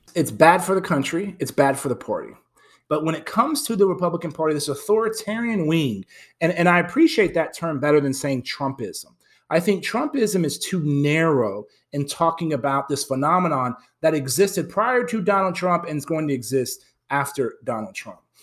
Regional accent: San Antonio, Texas, United States; moved away as an adult; moved back to my hometown

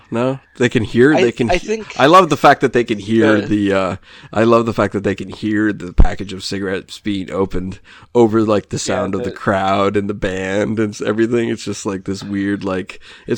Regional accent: United States; now in Canada; I grew up in the States

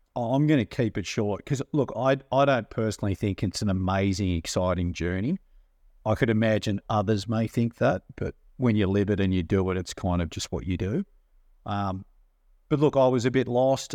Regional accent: Sydney, New South Wales, Australia; we grew up on the north shore in a place called Forrestville, which is kind of between Chatsworth and Manly

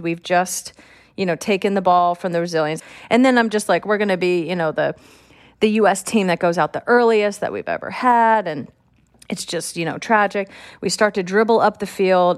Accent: California, United States; I'm from California

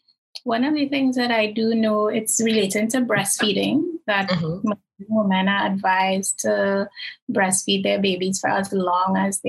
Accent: Trinidad & Tobago; In terms of my religious background versus being a Trinidadian.

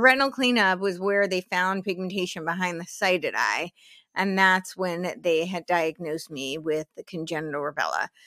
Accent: New Jersey, United States; moved away; also born or lived in New York City; I grew up in New Jersey

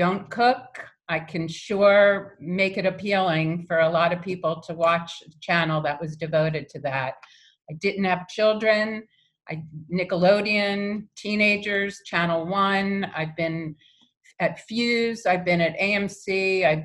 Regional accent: United States; moved away as an adult; also born or lived in New York; I'm from just outside of Washington, D.C.

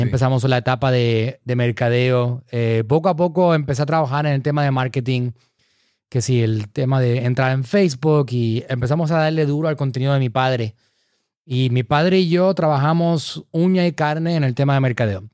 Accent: San Juan, Puerto Rico; soy de San Juan, Puerto Rico.

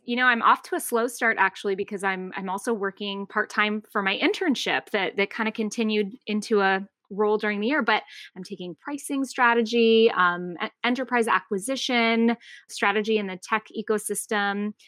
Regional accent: Tucson, Arizona, United States; moved away as an adult; also born or lived in North Carolina; I grew up in Tucson, Arizona, um, still consider it home

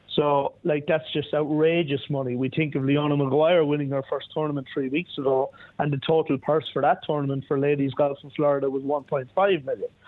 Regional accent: Ireland; as an Irish guy

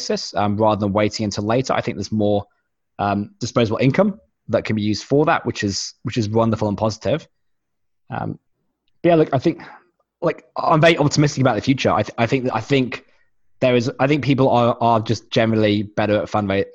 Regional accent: United Kingdom; moved away; I am British originally

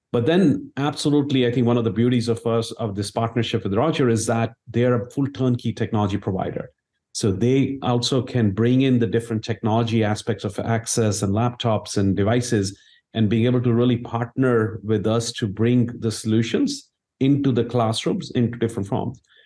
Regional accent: India; moved away; I grew up in India

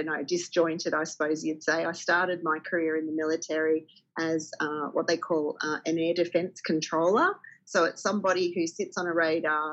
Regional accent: country Victoria, Australia; I grew up in country Victoria

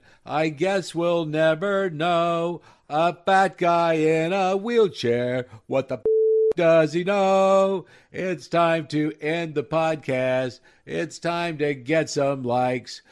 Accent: Nebraska, United States; moved away; also born or lived in Denver, Colorado; I grew up in Nebraska. We had nothing other than the Huskers

